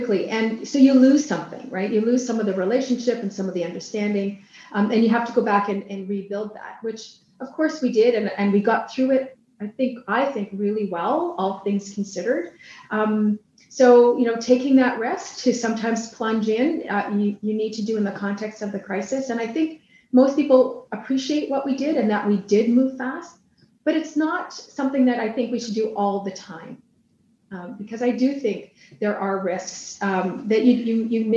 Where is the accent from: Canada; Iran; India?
Canada; British Columbia; we as British Columbians